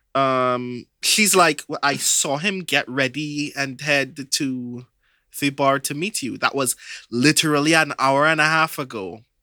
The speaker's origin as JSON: {"language": "English", "country": "Trinidad & Tobago", "said": "I'm from Trinidad."}